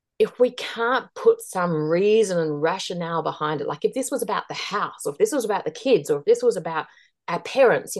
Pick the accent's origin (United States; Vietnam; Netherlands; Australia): Australia; moved away as an adult; also born or lived in Asia; now in New Zealand; I'm Australian, but I'd lived in New Zealand before and we were living in New Zealand again